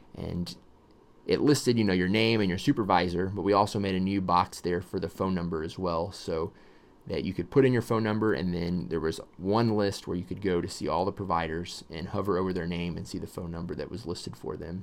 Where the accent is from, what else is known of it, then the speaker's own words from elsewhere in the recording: Texas, United States; I was born in Texas